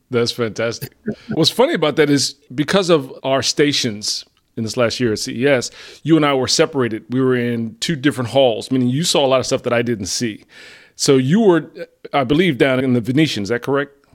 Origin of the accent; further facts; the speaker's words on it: New Jersey, United States; we're both from Jersey.